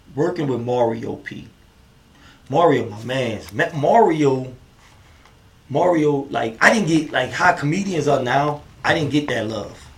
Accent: New Orleans, Louisiana, United States; now in Houston, United States; I'm originally from New Orleans

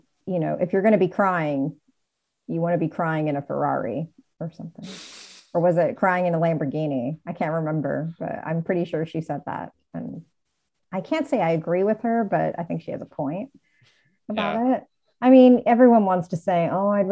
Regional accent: United States; I'm American

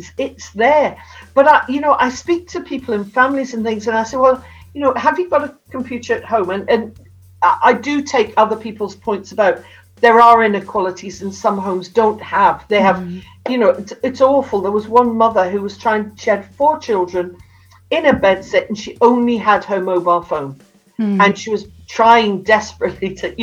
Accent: Newcastle upon Tyne, North East England, United Kingdom; I've got a snidey one because I come from Newcastle

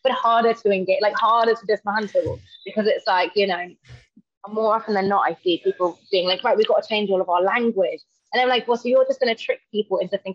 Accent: London, United Kingdom; moved away as an adult; now in Manchester, United Kingdom; So I'm from London, and I've recently moved to Manchester

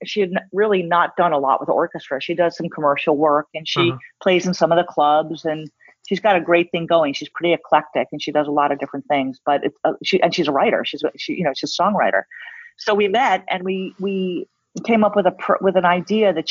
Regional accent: New York City, New York, United States; moved away; I'm from New York City. And so growing up, I saw the greatest art

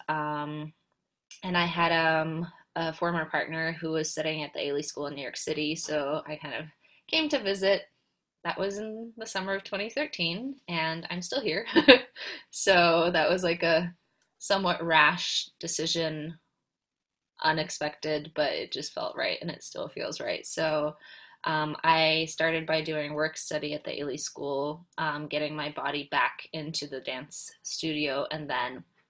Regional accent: Poland; I was born and raised in Poland

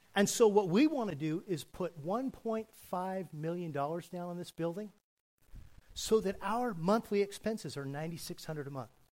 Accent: California, United States; I was raised in California

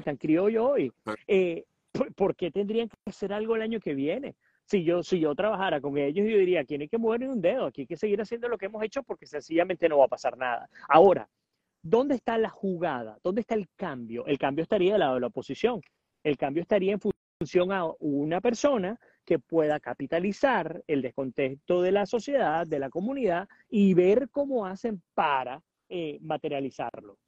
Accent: Puerto Ordaz, Bolívar, Venezuela; moved away as an adult; also born or lived in Caracas; yo nací en Caracas en el 81 y mi papá en el 85 me llevó a vivir a Puerto Ordaz

